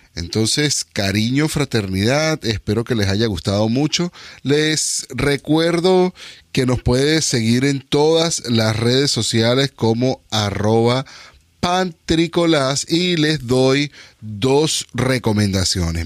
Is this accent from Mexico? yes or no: no; Venezuela; now in Northern California, United States; yo soy inmigrante de Venezuela a Estados Unidos, pero soy inmigrante de Venezuela a Estados Unidos a California y al norte de California